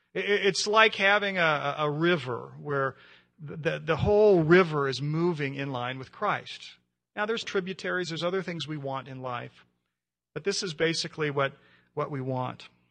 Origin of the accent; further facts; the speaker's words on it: United States; being an American